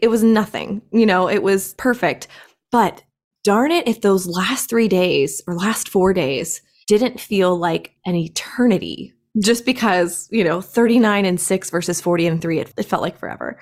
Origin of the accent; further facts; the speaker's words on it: Greenville, South Carolina, United States; I am actually from Greenville, South Carolina. I am still here in Greenville, South Carolina. Never moved